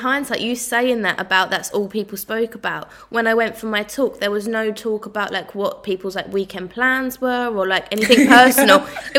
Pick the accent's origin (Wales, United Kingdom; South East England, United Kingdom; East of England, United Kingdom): East of England, United Kingdom; Southend; I was like, oh my God, I'm just from Southend.